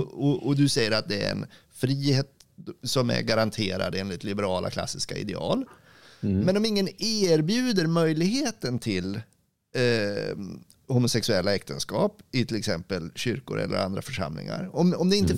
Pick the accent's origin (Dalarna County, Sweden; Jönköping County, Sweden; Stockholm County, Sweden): Dalarna County, Sweden; mig som är dalkar